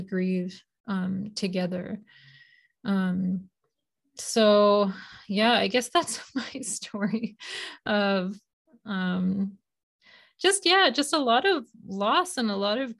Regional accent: India; moved away; also born or lived in Boston, United States; I was born in Boston, but my family, we moved to India when I was 8. And so I grew up in India

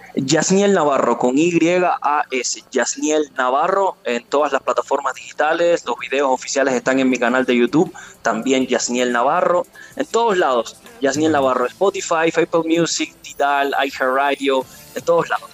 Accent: Cuba; moved away as an adult; also born or lived in Russia / Guadalajara, Jalisco, Mexico; now in Mexico; vengo de Cuba

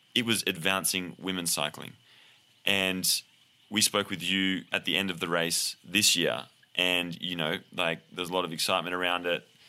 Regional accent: Australia; now in United States; I'm Australian, my adopted American

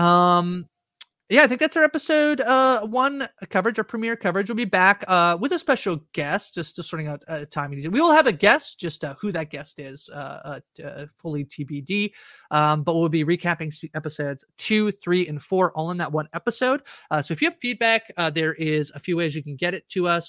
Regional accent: Canada; I'm Canadian

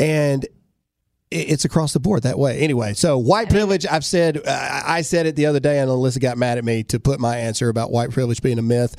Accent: Mississippi, United States; in trouble our very first episode because we're from Mississippi, so we said caveat.

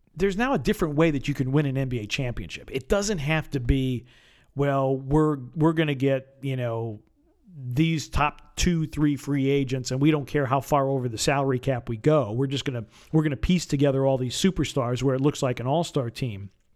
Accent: Wisconsin, United States; now in Memphis, United States; I'm from Wisconsin

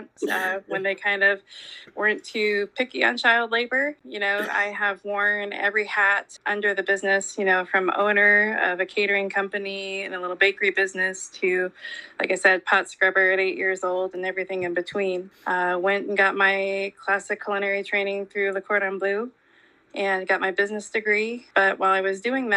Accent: Des Moines, Iowa, United States; also born or lived in Divide, Colorado; now in Adel, United States; I was born and raised in Des Moines

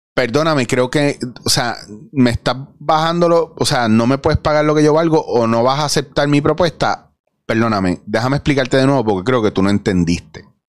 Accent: Puerto Rico; somos los puertorriqueños

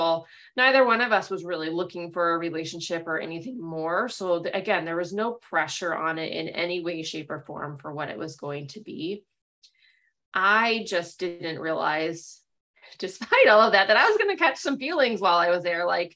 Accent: Chicago, Illinois, United States; People were like, oh, where are you from? And I'd say Chicago

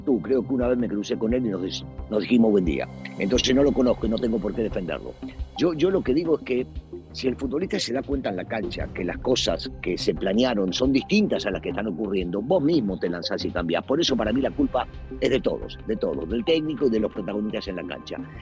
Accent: Argentina; yo soy argentino

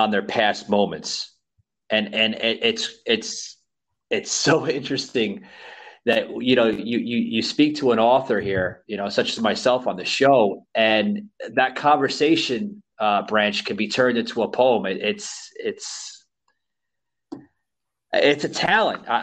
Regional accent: New York City, New York, United States; moved away as an adult; now in Florida, United States; before I moved to the state of Florida, I come from the state of New York. I was born and raised in New York City

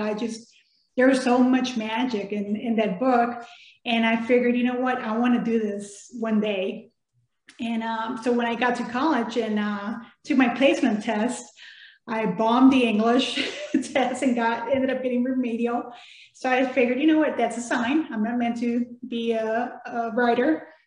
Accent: Texas, United States; first language Spanish; English is a second language; moved away as an adult; also born or lived in Mexico / Biloxi, Mississippi; I was born in Mexico, of course, and moved to Texas

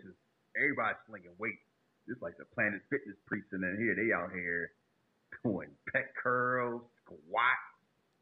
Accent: Northeast, United States; I grew up in the Northeast

